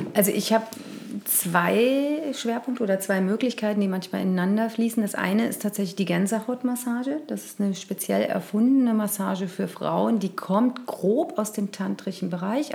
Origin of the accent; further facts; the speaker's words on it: Cologne, North Rhine-Westphalia, Germany; Und ich bin ja Kölnerin